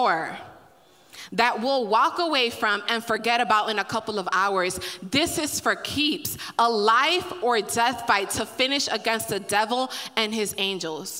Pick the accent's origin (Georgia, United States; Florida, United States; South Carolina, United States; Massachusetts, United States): Florida, United States; Miami; I'm from Miami